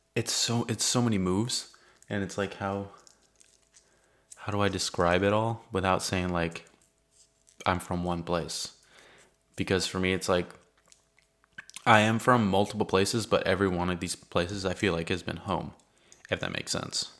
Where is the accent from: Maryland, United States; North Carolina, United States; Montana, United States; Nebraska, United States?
North Carolina, United States; Richlands; also born or lived in California; I grew up in Richland's primary, so I went there for first and second grade and then on to elementary school in Richlands